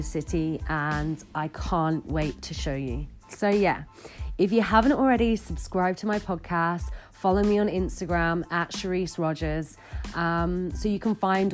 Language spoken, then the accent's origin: English; Bristol, South West England, United Kingdom; moved away as an adult; now in Bath, United Kingdom; growing up in Bristol